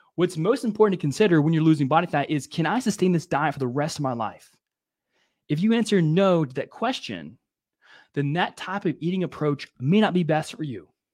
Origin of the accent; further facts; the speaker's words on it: Louisiana, United States; growing up in Louisiana